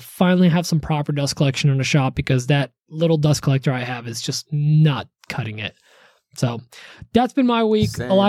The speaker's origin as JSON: {"language": "English", "country": "Poland", "said": "I'm from Poland. We just have hot water that we put into it already. Because of the geysers in Poland."}